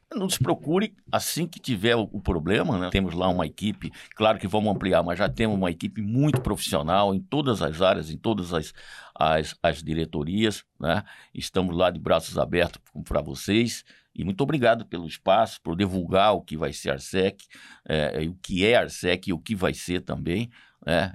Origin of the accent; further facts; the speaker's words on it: Cuiabá, Mato Grosso, Brazil; eu sou um cuiabano de Chapecruz, de muita raiz aqui, apaixonado pela minha terra